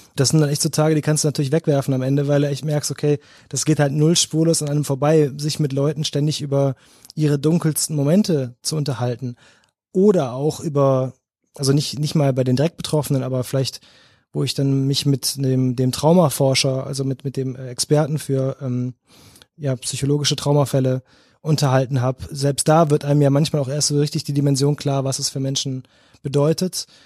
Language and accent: German; North Rhine-Westphalia, Germany; moved away as an adult; now in Cologne, Germany; ich bin groß geworden am Niederrhein, so 20 Minuten von Duisburg.